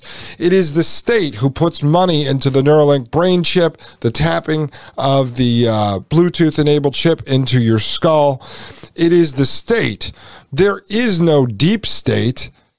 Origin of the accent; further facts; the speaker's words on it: Brooklyn, New York, United States; put you in the trunk of my car because I grew up in Brooklyn.